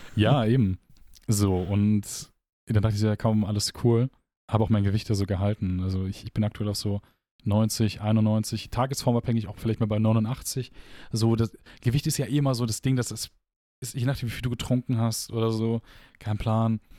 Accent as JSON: {"language": "German", "area": "Gladbach", "region": "North Rhine-Westphalia", "country": "Germany", "moved": "as an adult", "lives_now": "Aachen, Germany", "said": "wir kommen aus Gladbach."}